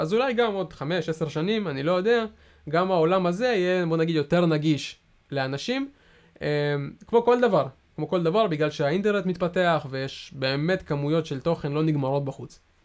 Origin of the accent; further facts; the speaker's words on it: Israel; אנחנו ישראלים